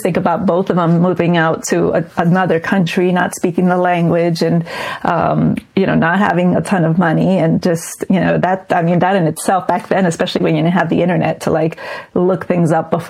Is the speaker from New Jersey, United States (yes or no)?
yes; New Jersey, United States; born there; they actually met in the U.S., in New York, and I was born in New Jersey.